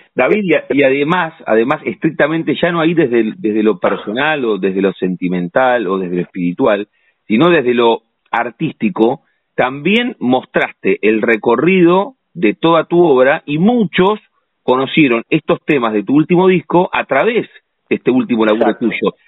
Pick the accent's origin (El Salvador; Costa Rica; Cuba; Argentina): Argentina; La Plata, Buenos Aires Province; nosotros los platenses.